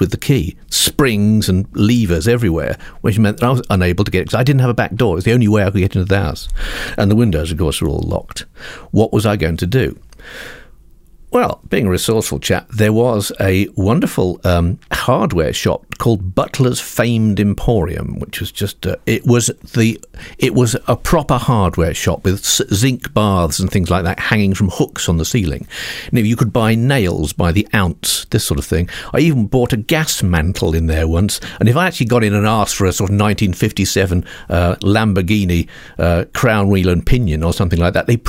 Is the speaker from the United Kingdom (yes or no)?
yes; United Kingdom; we British